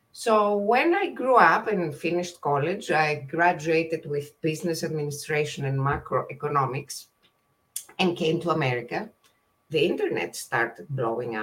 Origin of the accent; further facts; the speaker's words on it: Greece; moved away as an adult; now in California, United States; I was born and raised in Greece, and I moved to California in 1998, became a citizen in 2004